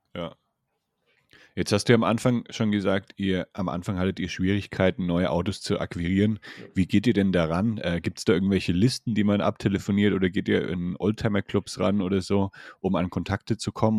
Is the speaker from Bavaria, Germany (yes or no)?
yes; Franconia, Bavaria, Germany; accent: Franconian; ich komme ja auch aus Bayern, also eigentlich aus Franken